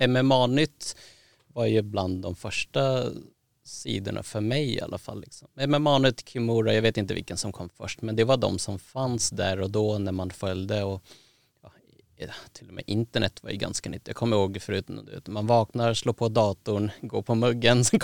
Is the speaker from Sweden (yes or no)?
no; Thailand; för att jag är från Thailand och är en son och jag gillar Mike Tyson